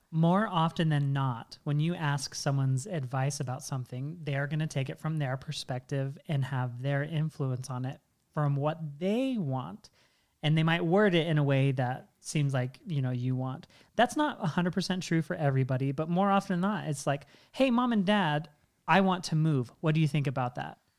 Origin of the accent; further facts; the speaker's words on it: Washington, United States; I grew up in Washington State